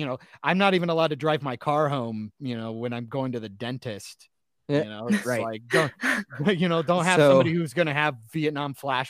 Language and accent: English; Iowa, United States; But I'm from Iowa, so it's fine. We're used to it.